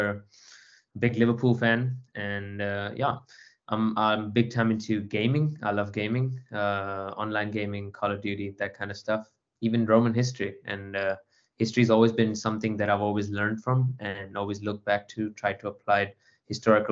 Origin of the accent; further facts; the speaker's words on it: Botswana; moved away as an adult; also born or lived in India; now in Cape Town, South Africa; I'm originally from India and lived in Botswana for the longest part of my life